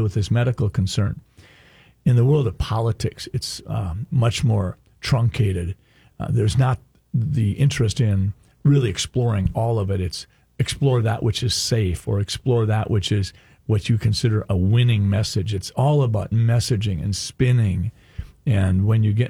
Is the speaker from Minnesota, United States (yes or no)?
yes; Sleepy Eye, Minnesota, United States; I'm a kid from Sleepy Eye, Minnesota, in the southern part of the state.